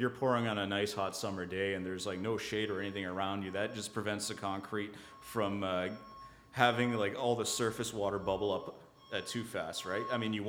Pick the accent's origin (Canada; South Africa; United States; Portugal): Canada; we're Canadian innovation, Canadian this, Canadian that.